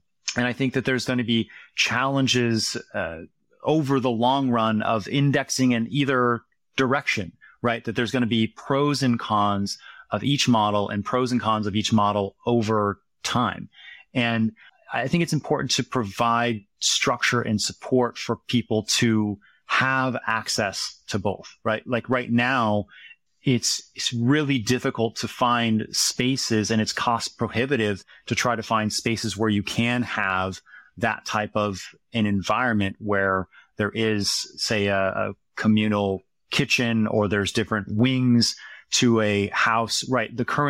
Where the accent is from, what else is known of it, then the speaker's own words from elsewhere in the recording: Harlan, Iowa, United States; I grew up in a small town called Harlan, Iowa. It's in the southwest part of the state. It's about an hour east of Omaha, Nebraska.